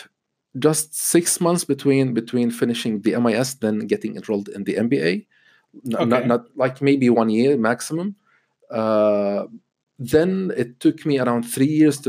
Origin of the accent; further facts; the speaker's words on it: Lebanon; moved away as an adult; I was born and raised in Lebanon.